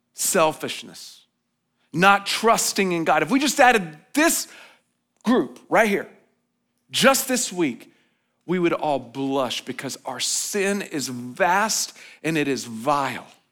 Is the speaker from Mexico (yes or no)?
no; United States; as American citizens